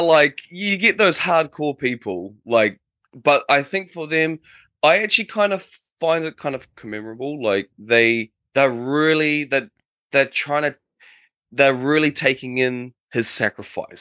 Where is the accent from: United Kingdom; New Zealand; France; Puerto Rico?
New Zealand; now in Japan; from J- New Zealand, calling from Japan